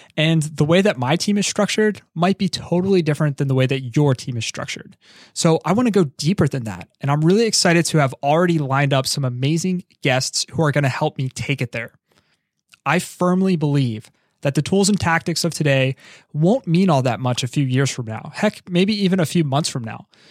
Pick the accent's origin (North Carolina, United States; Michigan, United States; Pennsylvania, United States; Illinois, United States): Pennsylvania, United States; Philadelphia; I'm from Philadelphia